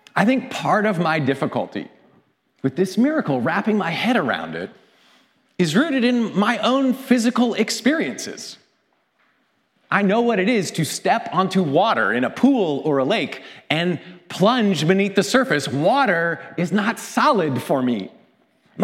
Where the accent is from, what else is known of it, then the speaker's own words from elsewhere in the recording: Canada; As a Canadian